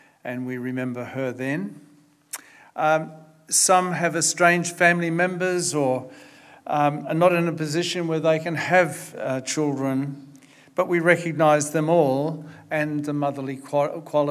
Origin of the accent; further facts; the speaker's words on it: Brisbane, Queensland, Australia; I was brought up in Brisbane